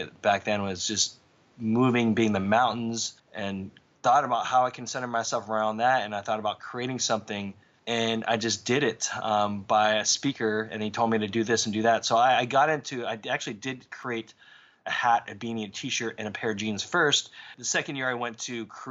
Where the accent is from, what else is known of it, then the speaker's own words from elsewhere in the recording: Southern California, United States; when I grew up in Southern California, my whole culture was based upon skateboarding